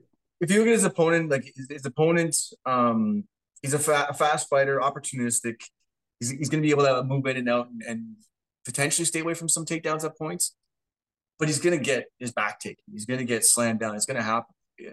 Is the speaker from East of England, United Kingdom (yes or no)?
no; Scotland, United Kingdom; I'm a fan of Duncan. I'm Scottish.